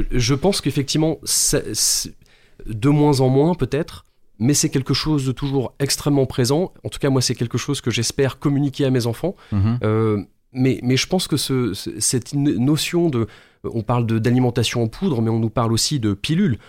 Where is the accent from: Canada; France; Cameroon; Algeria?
France; en tant que Français